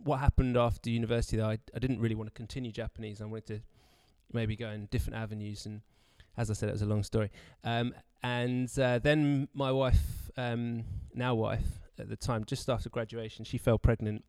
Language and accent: English; Brighton, South East England, United Kingdom; moved away as an adult; now in Canterbury, United Kingdom; I grew up in Brighton